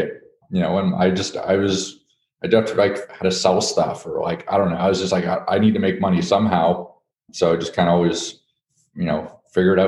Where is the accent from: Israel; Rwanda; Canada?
Canada; Thompson, Manitoba; I'm Canadian born. I was born in Thompson, Manitoba, which is way up northern Canada